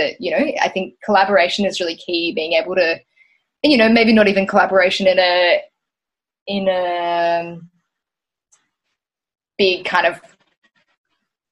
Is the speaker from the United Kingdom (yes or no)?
no; Tweed Heads, New South Wales, Australia; moved away as an adult; also born or lived in Gold Coast, Queensland / Brisbane; I grew up in Tweed Heads, so technically not the Gold Coast, but right on the border. I mean, I did. I grew up on the Gold Coast